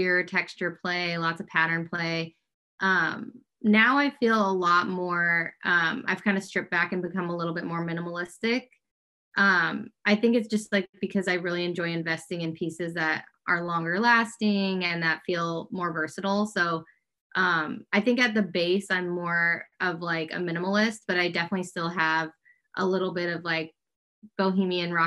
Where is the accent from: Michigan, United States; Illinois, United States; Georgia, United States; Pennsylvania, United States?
Illinois, United States; Fox Lake; moved away as an adult; now in Los Angeles, United States; I'm from Fox Lake, Illinois, a little northern suburb of Chicago. I moved out to LA now like 14 years ago